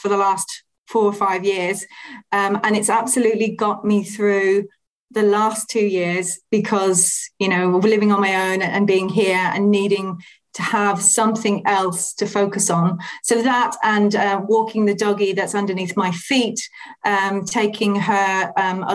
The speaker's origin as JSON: {"language": "English", "country": "Ireland", "tie": "born or raised there", "said": "the area that I was raised in the Republic of Ireland is very much a food focused environment. There's lots of dairy manufacturers, there's Monaghan Mushrooms"}